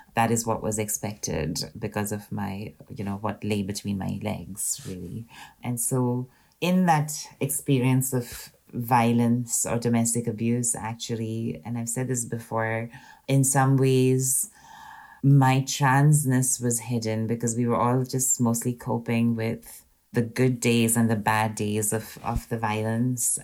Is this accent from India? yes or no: yes; Pune, Maharashtra, India; moved away as an adult; now in Scotland; So I grew up in India in a city called Pune, and I lived in Pune till I was about 27 years old.